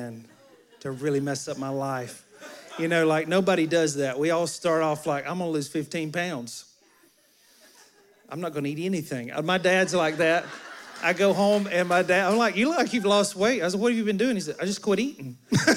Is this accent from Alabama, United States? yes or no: yes; Alabama, United States; moved away; I'm from Alabama.